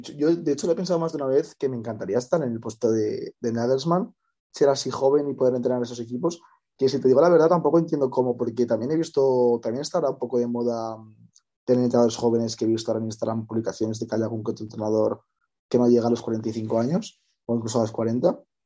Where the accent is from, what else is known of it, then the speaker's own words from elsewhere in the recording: Madrid, Community of Madrid, Spain; soy de Madrid